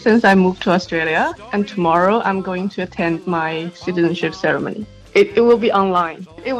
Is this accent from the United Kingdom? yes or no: no; China; moved away as an adult; China. So I moved here in 2014 as an international student.